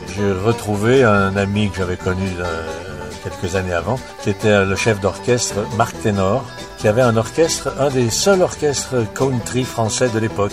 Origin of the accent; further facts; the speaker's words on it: Lyon, Auvergne-Rhône-Alpes, France; moved away; Je suis natif de Lyon, ma famille également, et ça c'est la musique qui m'a fait sortir de Lyon.